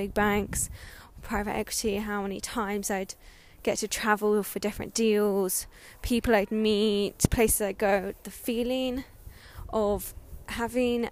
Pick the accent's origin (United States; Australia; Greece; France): Australia; Sydney, New South Wales; now in London, United Kingdom; I was born in Sydney, Australia, and I have deep-rooted connection to that country